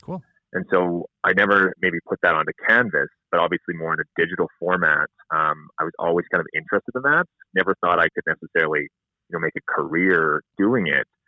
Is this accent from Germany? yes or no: no; Spy Hill, Saskatchewan, Canada; moved away as an adult; also born or lived in Langenburg, Saskatchewan; now in Saskatoon, Canada; Spy Hill, Saskatchewan is actually where I was born and raised.